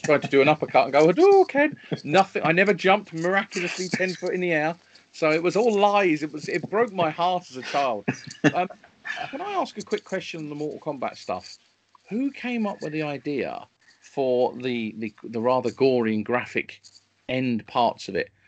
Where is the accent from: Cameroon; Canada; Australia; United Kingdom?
United Kingdom; London; I grew up in North London, which is a, a wonderful part of London to grow up in.